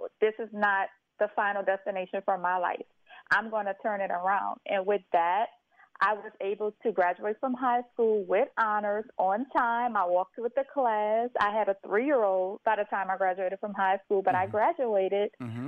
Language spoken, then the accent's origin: English; St. Martinville, Louisiana, United States; Yes, so I am originally from St. Martinsville, Louisiana, a very small historical town in Louisiana, which is about 25 minutes outside of Lafayette, Louisiana.